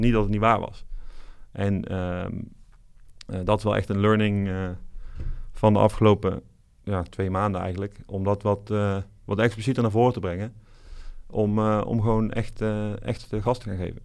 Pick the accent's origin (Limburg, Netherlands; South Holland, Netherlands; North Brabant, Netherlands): North Brabant, Netherlands; moved away as an adult; also born or lived in Eindhoven; now in Amsterdam, Netherlands; Wiebe en ik komen allebei eh, opgegroeid in Brabant